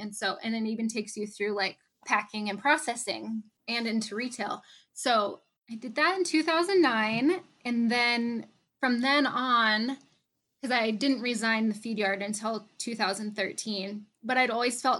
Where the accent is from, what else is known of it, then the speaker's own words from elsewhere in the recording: Northeast Nebraska, United States; So I grew up in Northeast Nebraska on a small feed yard where my family has been raising beef for more than 40 years.